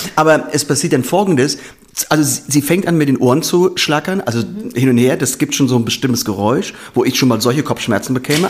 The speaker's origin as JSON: {"language": "German", "area": "Vordereifel", "region": "Rhineland-Palatinate", "country": "Germany", "tie": "born or raised there", "also_born_or_lived": "Koblenz", "said": "ich komme aus Rheinland-Pfalz. Wir beide kommen aus Rheinland-Pfalz, also meine Frau und ich. Ähm, ich bin aufgewachsen ungefähr so 30 hm, Kilometer in der Vordereifel und bin auch die letzten Jahre im Gymnasium in Koblenz zur Schule gegangen"}